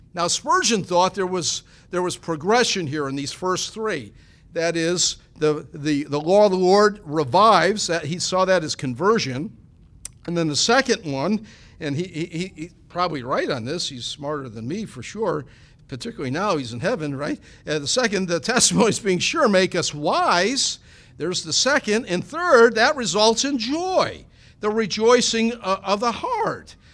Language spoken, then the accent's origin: English; Niagara Falls, New York, United States; growing up in Niagara County there, Niagara Falls